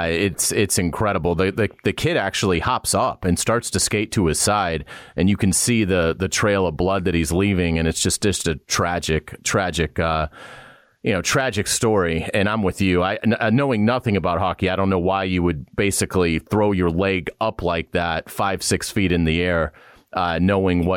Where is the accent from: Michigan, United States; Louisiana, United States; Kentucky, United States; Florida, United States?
Florida, United States; Jacksonville; I'm from Jacksonville